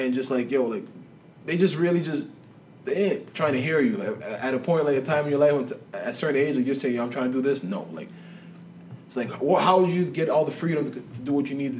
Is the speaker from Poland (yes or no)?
no; Nigeria; also born or lived in Scarborough, Canada; now in Canada; when I lived in Scarborough, too, when I first came to Canada, it's like, yo, being Nigerian